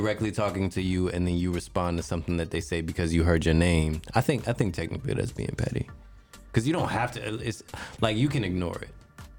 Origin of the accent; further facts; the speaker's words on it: Detroit, Michigan, United States; I'm from Detroit. Right? Mm-hmm. Just because I'm from Detroit, there's certain things that come with how I am and who I am. Right. The fact that I say, like, I grew up around black folks